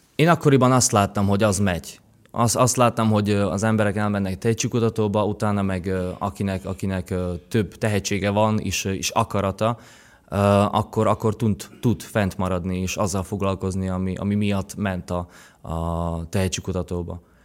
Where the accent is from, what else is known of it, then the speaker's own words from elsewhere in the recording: Šaľa, Nitra Region, Slovakia; first language Slovak; Hungarian is a second language; moved away as an adult; now in Hungary; Vágsein, ahol, ahol nőttem fel, ott, ö, beszélnek magyarul is